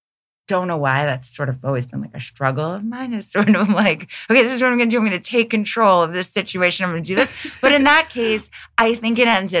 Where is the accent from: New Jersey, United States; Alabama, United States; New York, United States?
New York, United States; New York City; moved away as an adult; also born or lived in Rhode Island / Ohio; I grew up in New York, Queens, Long Island, mostly. Grew up in New York and went to school in Rhode Island at RISD